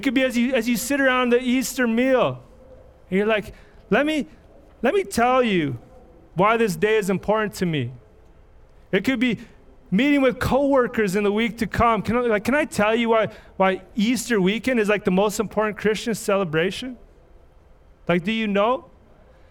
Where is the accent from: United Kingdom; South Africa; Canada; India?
Canada; Red Deer, Alberta; I grew up in Red Deer. I got in a lot of trouble as a young person.